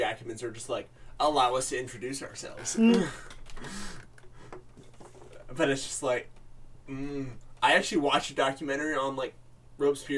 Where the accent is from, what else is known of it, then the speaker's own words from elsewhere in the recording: Berkeley, California, United States; I was born and raised in Berkeley